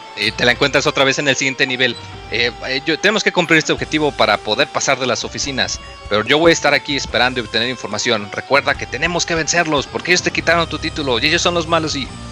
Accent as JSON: {"language": "Spanish", "country": "Mexico"}